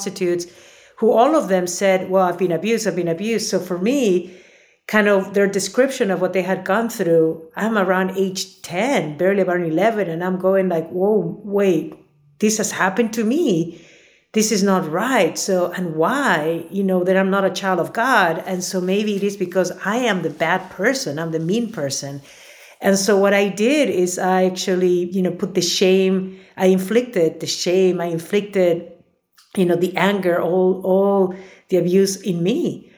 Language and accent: English; Lima, Peru; moved away; I was born and raised in Lima, Peru.